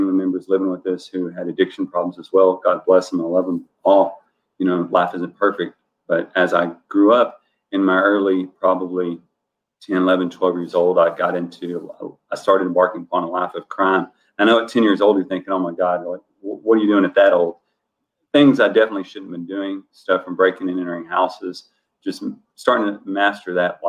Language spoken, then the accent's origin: English; Dallas County, Texas, United States; moved away; I grew up not quasi-inner city of Dallas. I'm from Dallas County, not Dallas proper. It's a smaller city on the outskirts of Dallas.